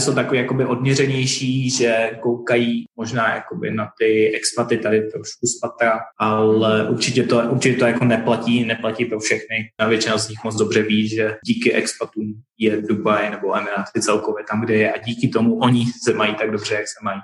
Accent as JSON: {"language": "Czech", "country": "Czechia", "tie": "born or raised there", "moved": "as an adult", "lives_now": "Dubai, United Arab Emirates", "said": "Předtím já jsem celou dobu žil vlastně v Česku"}